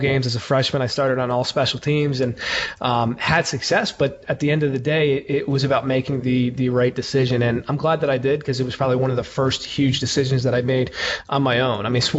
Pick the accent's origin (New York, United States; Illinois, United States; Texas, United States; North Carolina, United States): New York, United States; Slate Hill; also born or lived in Paterson, New Jersey; I'm originally from the suburbs of New York City. I was born in Paterson, New Jersey, and then kind of bounced around a couple different areas of New York and New Jersey before going to high school in a small town called Slate Hill, New York